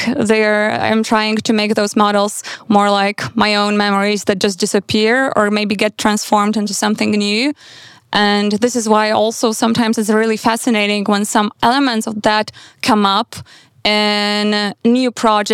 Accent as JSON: {"language": "English", "town": "Vilnius", "region": "Vilnius County", "country": "Lithuania", "tie": "born or raised there", "also_born_or_lived": "Warsaw / Berlin / Vienna", "moved": "yes", "said": "I grew up in Vilnius, but then I moved to Warsaw, and then I lived in Berlin and Vienna."}